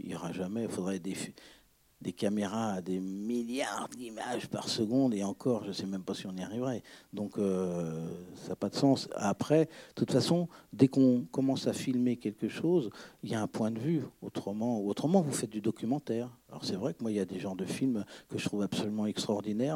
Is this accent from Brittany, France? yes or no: yes; Breton, Brittany, France; moi je suis breton